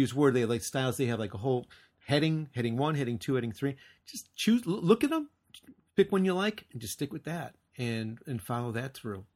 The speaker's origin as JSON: {"language": "English", "country": "United States", "also_born_or_lived": "Japan", "moved": "yes", "said": "I'm an American"}